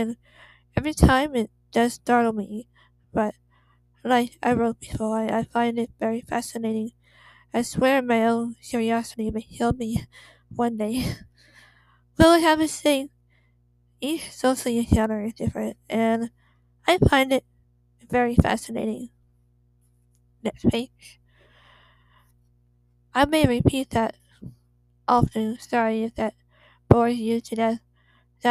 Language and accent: English; Torrance, California, United States; I was born and raised in Torrance, California